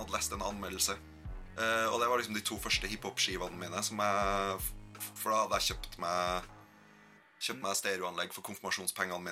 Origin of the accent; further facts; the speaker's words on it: Gauldal, Trøndelag, Norway; moved away; Gølfossen er et stryk i elva Gaula som renner forbi det tettstedet der jeg kommer fra.